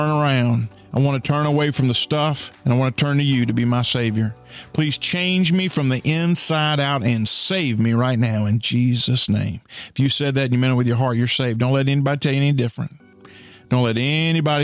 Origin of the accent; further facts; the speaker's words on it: United States; I'm American